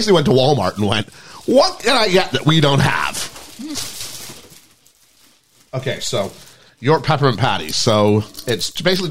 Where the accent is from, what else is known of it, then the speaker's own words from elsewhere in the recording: Canada; moved away as an adult; also born or lived in United States; when I was home in Canada